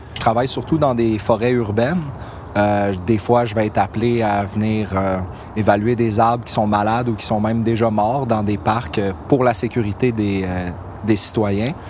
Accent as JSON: {"language": "French", "town": "Longueuil", "region": "Quebec", "country": "Canada", "tie": "born or raised there", "lives_now": "Brossard, Canada", "said": "je suis né à Longueuil, puis je vis à Brossard"}